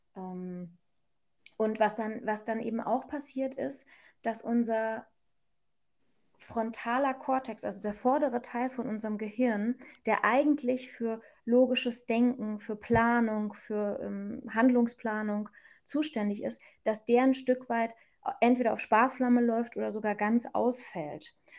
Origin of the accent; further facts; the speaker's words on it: Germany; ich bin ja hier aufgewachsen in Deutschland